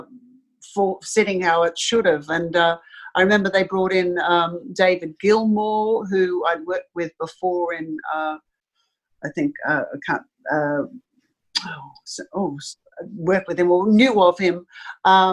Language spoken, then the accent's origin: English; Australia; as an Australian